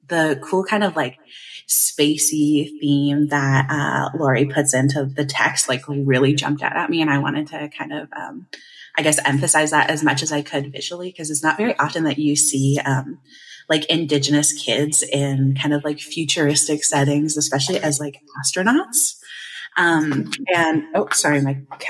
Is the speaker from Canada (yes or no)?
yes; Kettle and Stony Point First Nation, Ontario, Canada; now in London, Canada; I am Anishinaabe from Kettle and Stony Point First Nation